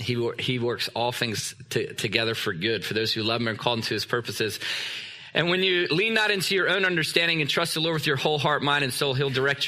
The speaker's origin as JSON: {"language": "English", "town": "Newport News", "region": "Virginia", "country": "United States", "also_born_or_lived": "Canada", "moved": "as an adult", "said": "I'm from Virginia. Newport News, Virginia."}